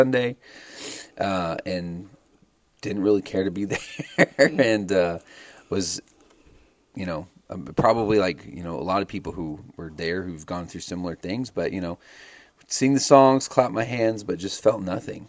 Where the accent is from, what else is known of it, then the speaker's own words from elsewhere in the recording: Arizona, United States; also born or lived in Dallas, Texas; I was born in Dallas, Texas. We're both Texas boys. I'm more of an Arizona City boy, though. I grew up mostly in Arizona